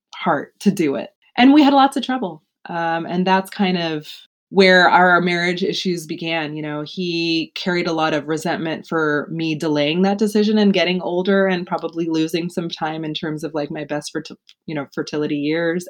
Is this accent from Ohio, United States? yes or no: no; Houston, Texas, United States; moved away as an adult; now in Baltimore, United States; I was born in Houston, raised in Houston